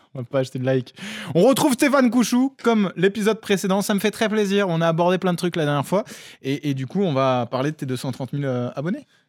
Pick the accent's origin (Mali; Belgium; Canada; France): France; nous, Français